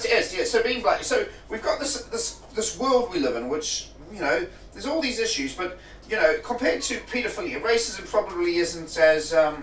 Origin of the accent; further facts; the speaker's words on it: Durban, KwaZulu-Natal, South Africa; moved away as an adult; now in United Kingdom; I'm from Durban.